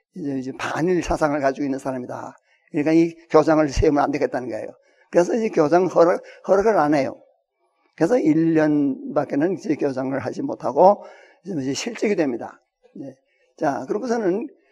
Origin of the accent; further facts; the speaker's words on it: Hwangju, North Hwanghae, North Korea; now in South Korea; 황해도 황주군에 있는 그 큰그 그 아주 농장을 가지고 있는 그 부자였고요